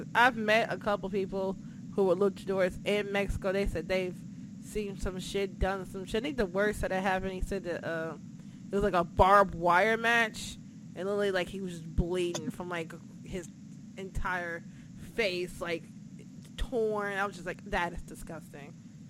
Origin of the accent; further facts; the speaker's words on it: Jamaica; No, I'm sorry. I like meat. I am a Jamaican.